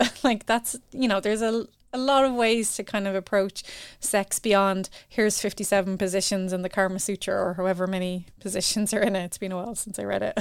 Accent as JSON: {"language": "English", "country": "Ireland", "tie": "born or raised there", "said": "growing up in Ireland"}